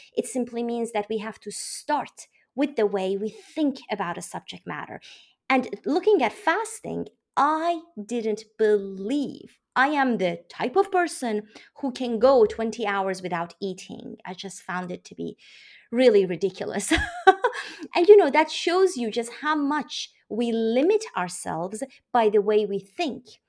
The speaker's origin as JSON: {"language": "English", "country": "Iran", "moved": "yes", "lives_now": "United States", "said": "I am from Iran. I live in the U S on the East Coast"}